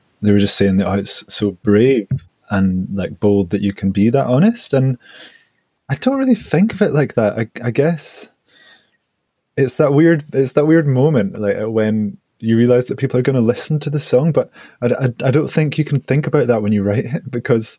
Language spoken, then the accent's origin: English; United Kingdom; as British men